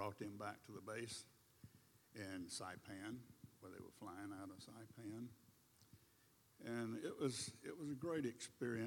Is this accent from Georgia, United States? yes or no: yes; College Park, Georgia, United States; also born or lived in East Point, Georgia; we grew up in College Park on Main Street